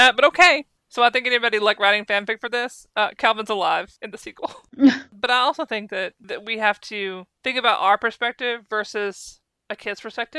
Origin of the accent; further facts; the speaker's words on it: United States; as an American who used to watch her talk show